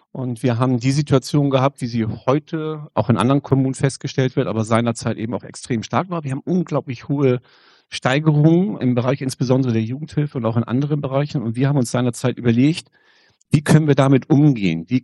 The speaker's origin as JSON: {"language": "German", "region": "Schleswig-Holstein", "country": "Germany", "said": "Äh, ich komme aus dem Kreis Pinneberg, sozusagen gleich um die Ecke hier. Und wir Kreise um die Stadt Hamburg herum, wir sprechen gerne nicht vom Speckgürtel, sondern vom Muskelring."}